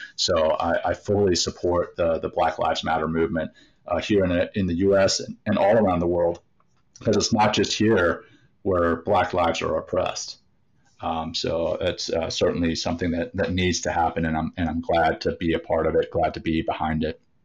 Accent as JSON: {"language": "English", "region": "Louisiana", "country": "United States", "tie": "born or raised there", "said": "growing up in Louisiana"}